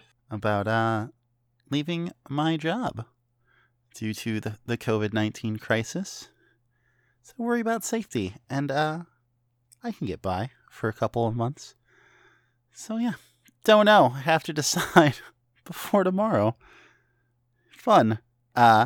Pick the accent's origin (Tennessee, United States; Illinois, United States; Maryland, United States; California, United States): Illinois, United States; northern; moved away; my hometown in northern Illinois